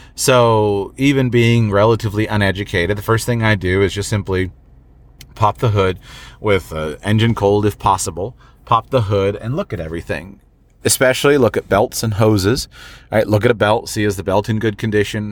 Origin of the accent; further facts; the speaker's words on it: United States; I'm an American